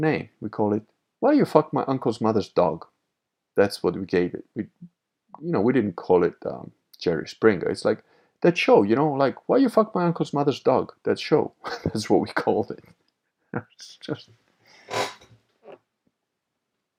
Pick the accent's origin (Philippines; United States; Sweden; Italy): Italy; Venice, Veneto; I am Venetian